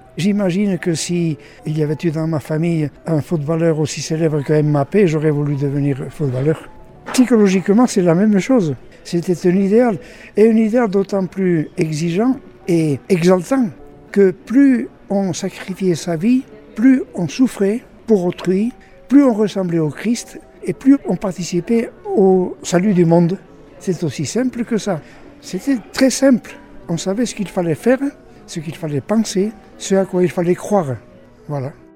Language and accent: French; Ailette, Nouvelle-Aquitaine, France; je suis né à Ailette il y a assez longtemps, mais peu importe, je suis toujours là